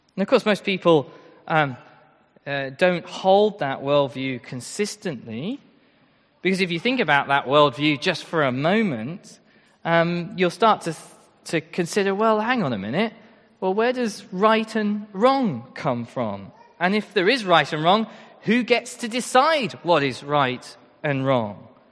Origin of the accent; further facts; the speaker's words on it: Royston, East of England, United Kingdom; I'm from Royston